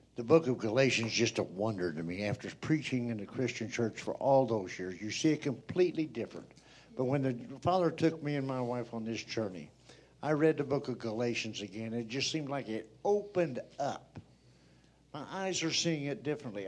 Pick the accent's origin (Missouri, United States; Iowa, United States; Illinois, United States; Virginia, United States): Missouri, United States; now in Oregon, United States; we're from Missouri, and we now live in Oregon